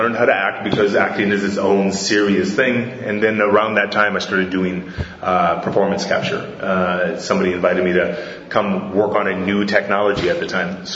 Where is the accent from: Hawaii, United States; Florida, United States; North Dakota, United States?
Hawaii, United States; also born or lived in Fort Wayne, Indiana; I'm from Hawaii, but I was born in Fort Wayne, Indiana